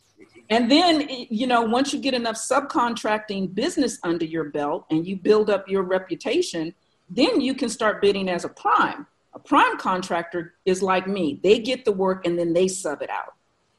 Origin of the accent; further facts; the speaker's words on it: Maryland, United States; born there; I'm a military brat. I've been inside the government since birth. I was born on Andrews Air Force Base.